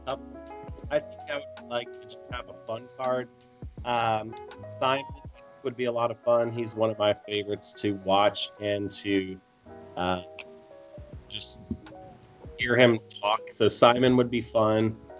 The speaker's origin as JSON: {"language": "English", "town": "Columbus", "country": "United States", "tie": "born or raised there", "said": "it's my hometown and growing up watching the Columbus Open"}